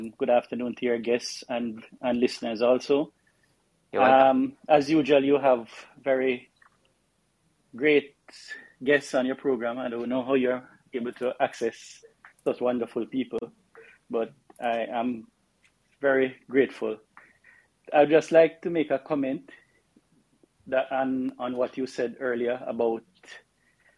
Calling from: Jamaica; I'm calling from the West Indies, Jamaica

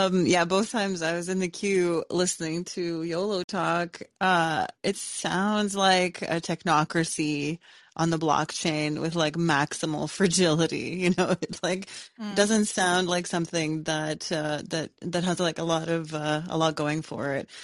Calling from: Canada; I'm calling from Canada

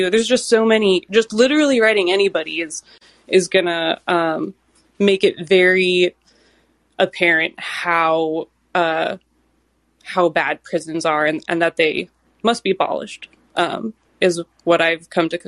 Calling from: Eugene, Oregon, United States; I'm calling from so-called Eugene, Oregon

